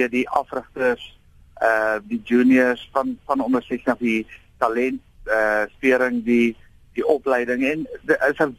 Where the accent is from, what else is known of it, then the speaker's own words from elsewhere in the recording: South Africa; now in United States; alhoewel ek in Amerika afrig, uh volg ek die nuus in Suid-Afrika en jy weet ek is 'n patriotiese Suid-Afrikaner, Springbok en Suid-Afrikaanse rugby ondersteuner.